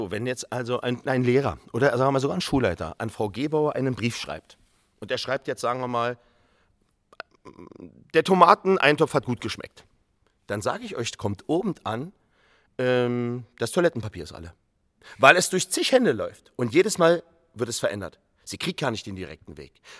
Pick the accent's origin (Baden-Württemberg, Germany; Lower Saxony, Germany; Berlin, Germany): Berlin, Germany; Ich komme aus Berlin, Neukölln.